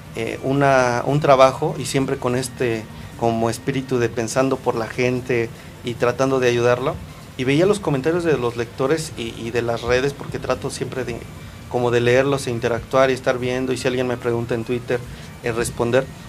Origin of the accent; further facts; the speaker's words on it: Mexico; empoderarnos como mexicanos